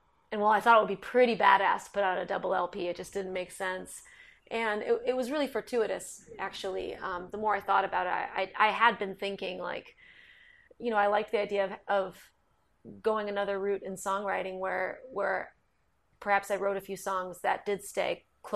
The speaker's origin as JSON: {"language": "English", "town": "Basking Ridge", "region": "New Jersey", "country": "United States", "tie": "born or raised there", "said": "Mark and I grew up partially in North Jersey in a town called Basking Ridge"}